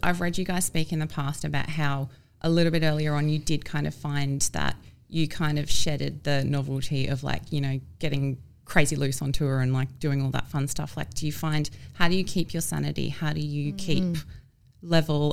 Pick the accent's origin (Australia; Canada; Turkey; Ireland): Australia; Gold Coast, Queensland; moved away; I'm from the Gold Coast and I didn't realise till I left it it's regional.